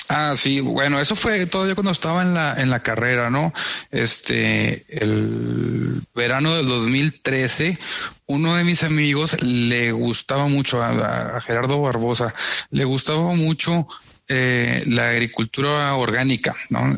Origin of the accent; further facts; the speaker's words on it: Flores Magón, Chihuahua, Mexico; moved away as an adult; also born or lived in Monterrey / Mexico City; me refiero al, tiempo en el que yo vivía acá de niño, ¿no? En el que, en viví mi infancia.